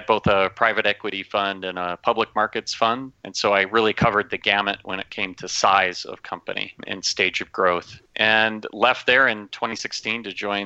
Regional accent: Minnesota, United States; moved away; I grew up in Minnesota

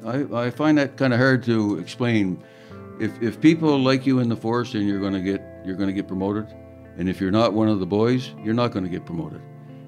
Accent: Moncton, New Brunswick, Canada; I'm originally from Moncton, New Brunswick.

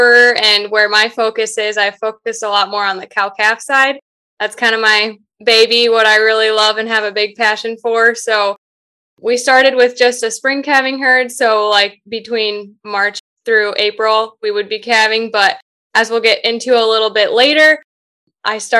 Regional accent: Cascade, United States; Cascade, which is my hometown

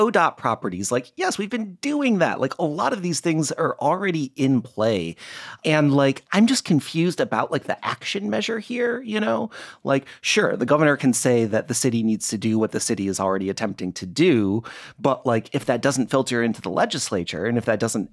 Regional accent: Midwest, United States; also born or lived in Toledo, Ohio; now in Portland, United States; I grew up in the Midwest and I spent a fair amount of time in Toledo, Ohio

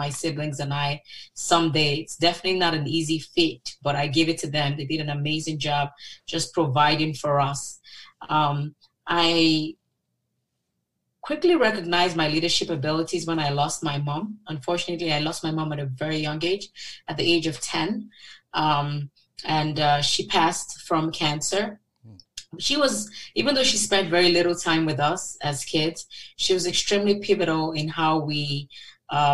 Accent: Lagos, Nigeria; moved away; also born or lived in Oxford / Michigan; I grew up in Lagos, Nigeria. I was born there, actually, and raised there with three siblings.

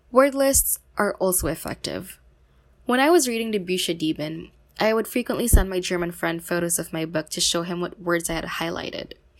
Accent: Philippines; from the Philippines

